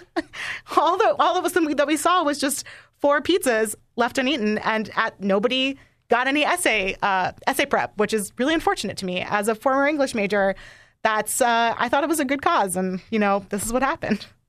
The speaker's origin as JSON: {"language": "English", "region": "New York", "country": "United States", "said": "I'm from New York"}